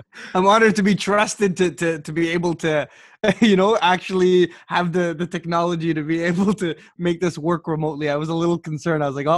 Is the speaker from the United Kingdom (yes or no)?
no; Kuwait; also born or lived in Iraq (ancestry); now in Canada; So my family is a mixed family. So I was born in Kuwait. My brothers and sisters, we were all born in Kuwait. My parents were born in Kuwait. Their entire lives they lived there.